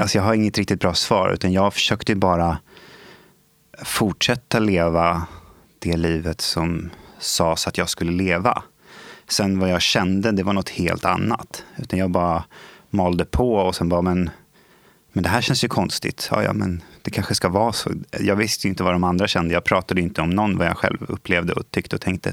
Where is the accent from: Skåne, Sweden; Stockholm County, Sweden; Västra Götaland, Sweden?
Stockholm County, Sweden; Stockholm; Jag är ju uppvuxen i eh, Stockholm. Jag har bott i Skarpnäck nästan större delen av mitt liv